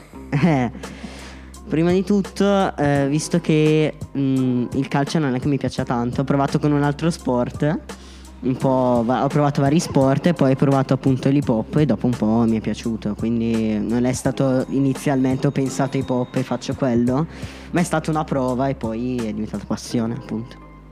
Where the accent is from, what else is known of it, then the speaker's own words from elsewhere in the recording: Concesio, Lombardy, Italy; vengo da Concesio